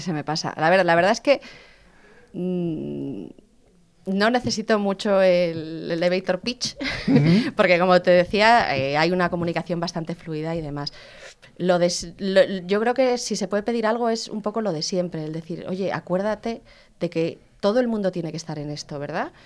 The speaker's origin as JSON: {"language": "Spanish", "town": "León", "region": "Castile and León", "country": "Spain", "said": "Yo soy de León"}